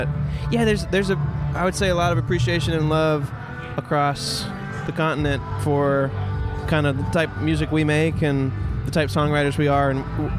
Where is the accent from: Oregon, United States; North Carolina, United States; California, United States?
North Carolina, United States; You know, we're from North Carolina. I think we fit in with that state's tradition of music